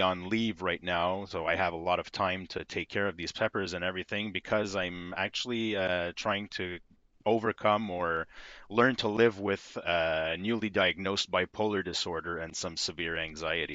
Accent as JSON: {"language": "English", "region": "Quebec", "country": "Canada", "tie": "born or raised there", "said": "I'm from Quebec, Canada. I've been here my whole life"}